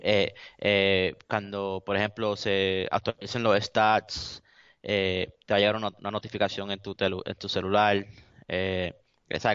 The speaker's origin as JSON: {"language": "Spanish", "country": "Puerto Rico", "said": "yo soy latino y soy orgulloso de ser latino, de ser puertorriqueño"}